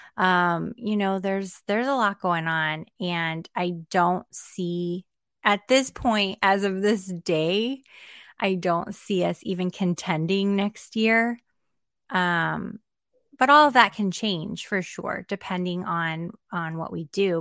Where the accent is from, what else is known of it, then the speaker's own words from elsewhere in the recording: Arizona, United States; here in my home state